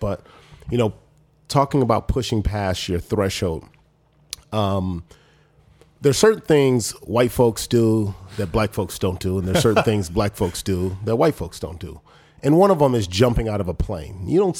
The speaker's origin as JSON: {"language": "English", "town": "Los Angeles", "region": "California", "country": "United States", "tie": "born or raised there", "said": "I think about the struggles personally that I had growing up in South Central Los Angeles and Crenshaw, and then just moving my way up."}